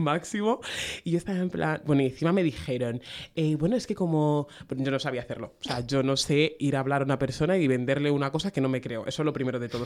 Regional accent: Spain; Venimos de España

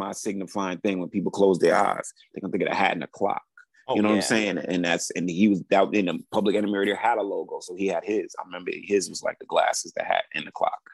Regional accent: New York City, New York, United States; I grew up in New York City, Brooklyn

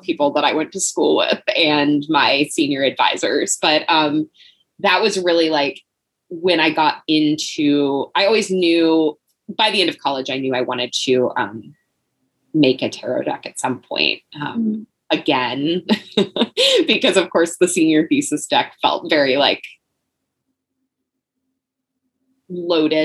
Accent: the South, United States; going through school and growing up in the South

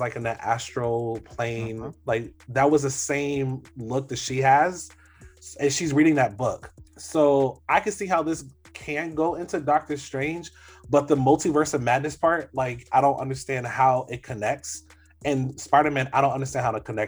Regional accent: Orlando, Florida, United States; I grew up in Orlando

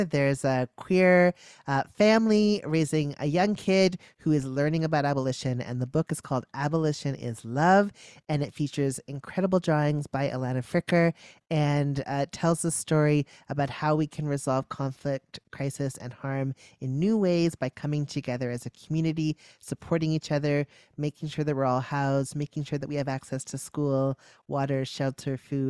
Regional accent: Memphis, Tennessee, United States; now in Toronto, Canada; Second, I am from Memphis, Tennessee.

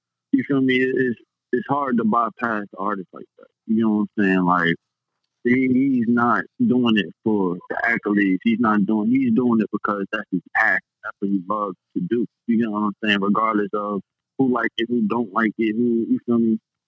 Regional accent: New Jersey, United States; the club in Jersey in my hometown

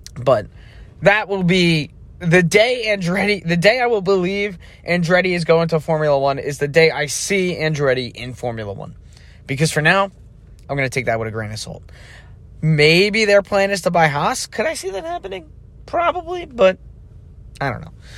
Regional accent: United States; as an American

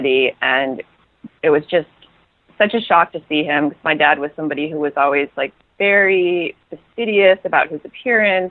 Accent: Toledo, Ohio, United States; moved away as an adult; also born or lived in Portland, Maine; now in Los Angeles, United States; I was born in Toledo, and I lived there until I was about 25

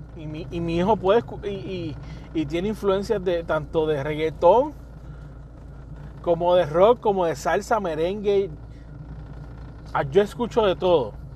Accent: Puerto Rico; donde quiera que me pare, puedo decir que soy puertorriqueño.

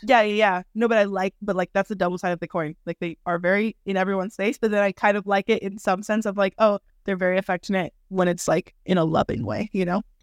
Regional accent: California, United States; moved away as an adult; now in Madrid, Spain; I am from California, just like Jordan. I'm now living in Madrid. I have been living here for twelve years now

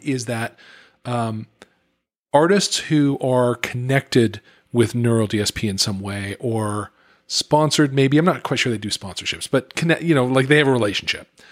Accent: United States; as an American

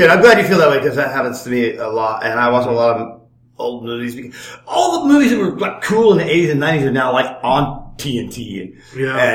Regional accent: United States; moved away as an adult; also born or lived in England; I'm talking about me as an American. Right. I'm American

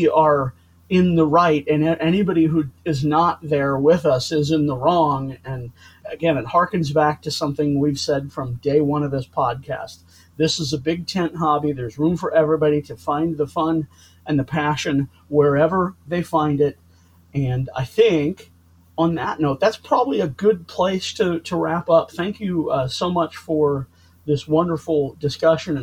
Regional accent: St. Louis, Missouri, United States; I'm from St. Louis

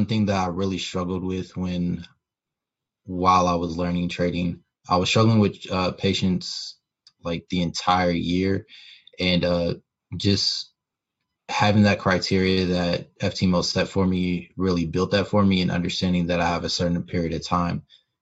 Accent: Indianapolis, Indiana, United States; born and raised in Indianapolis, Indiana.

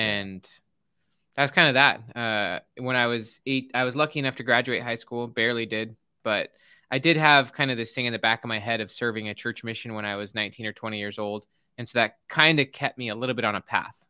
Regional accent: Salt Lake City, Utah, United States; I grew up in Salt Lake City, Utah

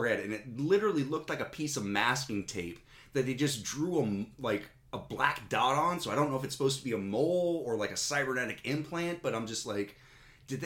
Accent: United States; I'm from the United States

